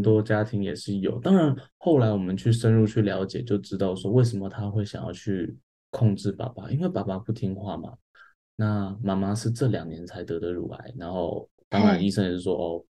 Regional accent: Taiwan; 我觉得是我们台湾人的心态

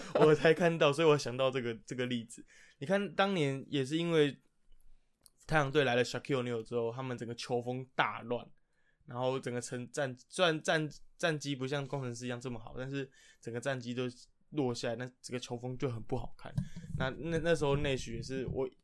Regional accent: Taipei, Taiwan; 因为两位主持人都是死台北人，就从小在台北长大

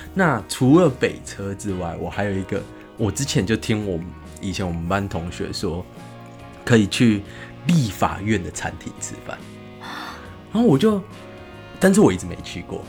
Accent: Tainan, Taiwan; 我是台南人嘛

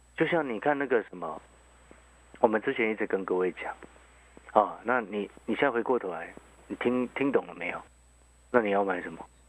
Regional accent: Hualien, Hualien County, Taiwan; now in Taipei, Taiwan; 因为可能我在花莲长大，那个后来来台北念书这些的嘛，那时候我刚上台北的时候就非常的不习惯

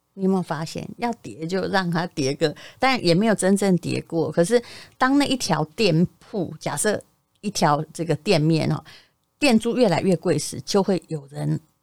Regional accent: Yilan County, Taiwan; moved away; 我以前在宜兰的时候也曾经买过一间房

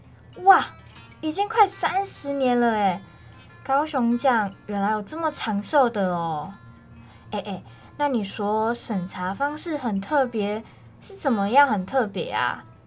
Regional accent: Malaysia; 在我的家乡马来西亚，虽然少有我了解到的光艺术，但是我们也有不同的街头艺术。让我觉得他们有在点亮马来西亚的各个城市

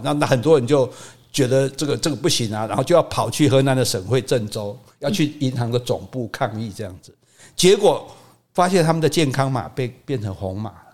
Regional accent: Taiwan; 这是我们台湾人很了不起的一点

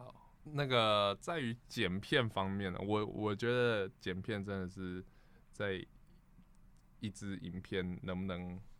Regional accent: United States; Chinese is a second language; I'm from America. OK

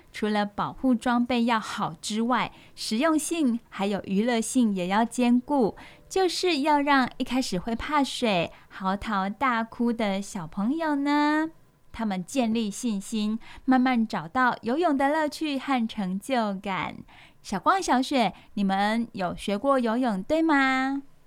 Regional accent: Taiwan; 我们台湾人

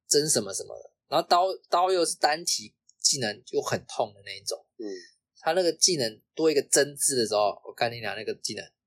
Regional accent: Taiwan; 身为台湾人

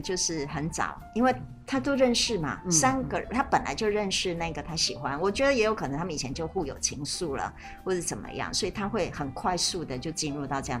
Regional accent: China; 可是其实我们中国人的婚姻是没有这个询问的，对不对？

